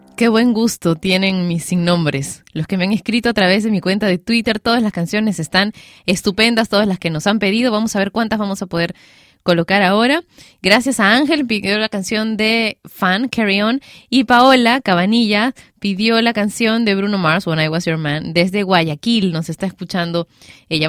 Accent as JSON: {"language": "Spanish", "country": "Peru", "said": "en mi país, Perú"}